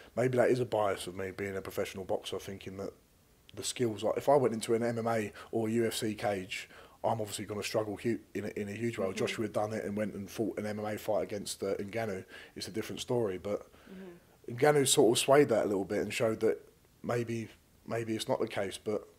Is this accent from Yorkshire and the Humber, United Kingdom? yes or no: no; Romford, London, United Kingdom; I'm from Romford